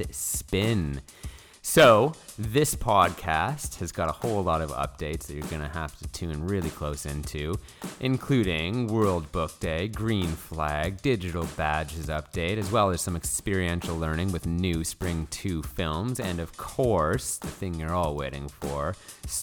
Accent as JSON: {"language": "English", "country": "Canada", "moved": "yes", "said": "I'm from Canada."}